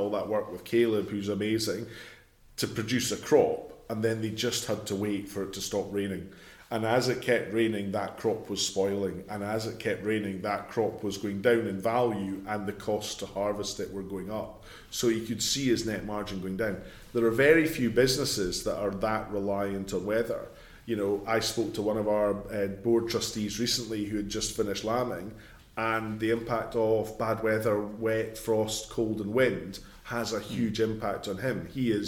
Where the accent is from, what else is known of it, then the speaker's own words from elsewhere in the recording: East Lothian, Scotland, United Kingdom; I'm from East Lothian